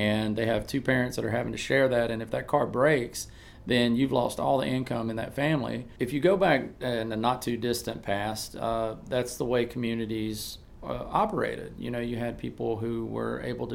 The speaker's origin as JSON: {"language": "English", "town": "Auburn", "region": "Alabama", "country": "United States", "said": "I'm from Auburn, Alabama"}